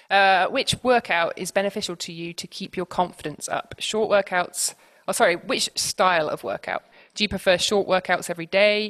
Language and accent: English; Swindon, South West England, United Kingdom; I'm from Swindon.